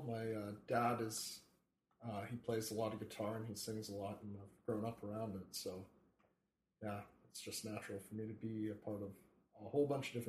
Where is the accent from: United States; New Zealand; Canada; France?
Canada; Regina, Saskatchewan; now in Saskatoon, Canada; I'm from Regina, actually. And I'm studying business at the U of S. But my background is fairly musical. My dad is, he plays a lot of guitar and he sings a lot, and I've grown up around it.